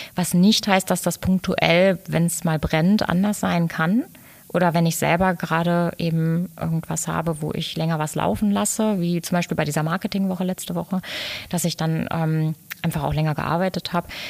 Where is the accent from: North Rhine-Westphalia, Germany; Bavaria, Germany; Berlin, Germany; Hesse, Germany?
North Rhine-Westphalia, Germany; Dortmund; moved away as an adult; also born or lived in Lünen; now in Cologne, Germany; Ich bin ein, bin ein Pottmädel